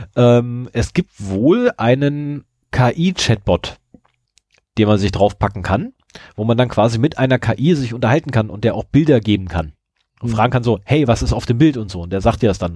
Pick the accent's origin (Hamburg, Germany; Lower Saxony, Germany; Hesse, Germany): Lower Saxony, Germany; bei uns zu Hause in Niedersachsen